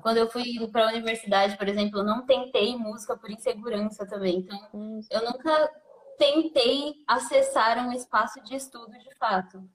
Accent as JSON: {"language": "Portuguese", "region": "São Paulo", "country": "Brazil", "tie": "born or raised there", "also_born_or_lived": "Santo André", "said": "boa parte da, da, da minha criação foi num, meio no, já numa conexão Goianás e Itaquera"}